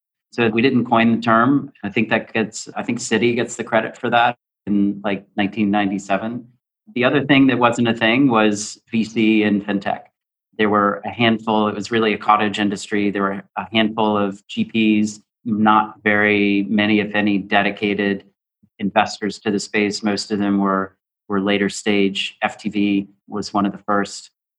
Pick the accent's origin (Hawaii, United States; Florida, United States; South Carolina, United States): South Carolina, United States; now in New York City, United States; I grew up in South Carolina.